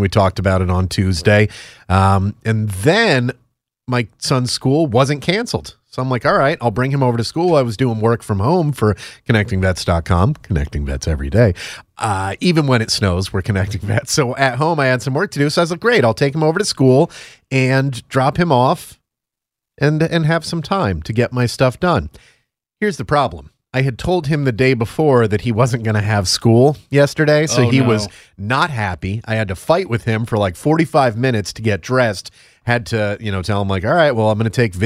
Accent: Northeast, United States; moved away; I'm from the Northeast

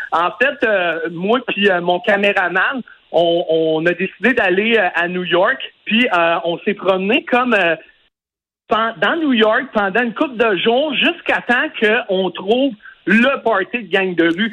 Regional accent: Lévis, Quebec, Canada; je suis originaire de Lévis

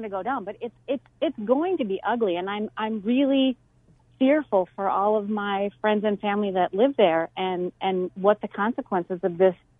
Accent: St. Paul, Minnesota, United States; now in Chandler, United States; No, my hometown being the Twin Cities of Minneapolis.

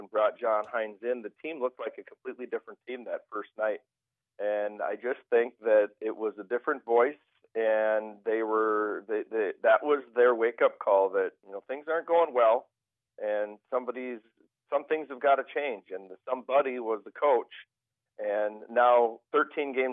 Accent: Rochester, United States; Growing up in Rochester, we would get weather like this once in a while

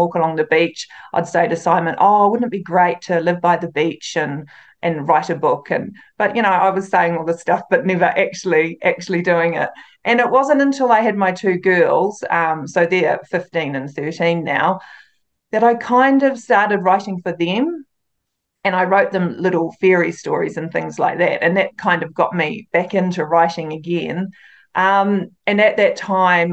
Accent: near Waitomo, central North Island, Waikato, New Zealand; it's actually about 15 minutes away from my hometown, so I grew up with it just down the road.

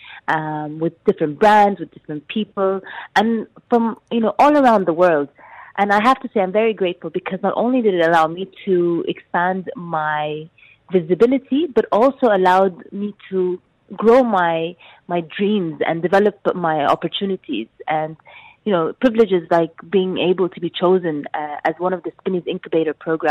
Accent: Sudan; moved away; Growing up in Sudan

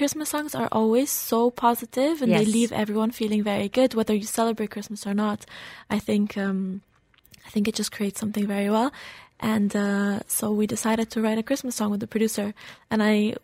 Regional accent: Dubai, United Arab Emirates; also born or lived in Slovenia; I'm half Slovenian, half German. But I'm not born, but raised in here in Dubai.

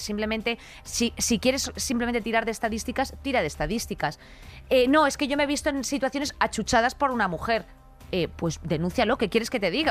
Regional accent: Spain; Como mujer, como española, como madre, como hermana

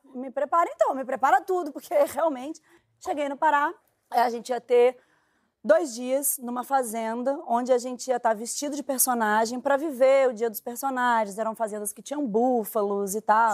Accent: Minas Gerais, Brazil; moved away as an adult; now in Rio de Janeiro, Brazil; Sou mineira

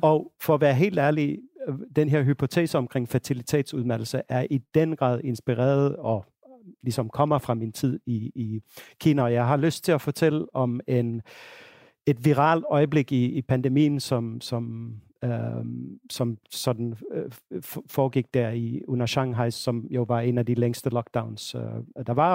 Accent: Finland; now in Denmark; Finland, hvor jeg, hvor jeg kommer fra

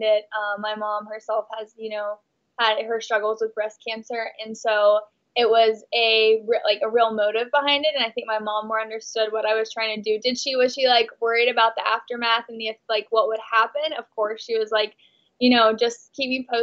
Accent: Texas, United States; moved away as an adult; now in Los Angeles, United States; I'm actually from Texas. I'm from a really, really conservative small town in Texas.

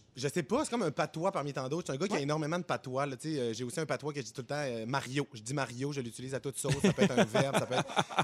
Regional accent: Quebec, Canada; also born or lived in Plateau Mont-Royal, Montreal; now in Montreal, Canada; je viens de Saguenay-Lac-Saint-Jean. Mon père a eu des bateaux quand j'étais jeune

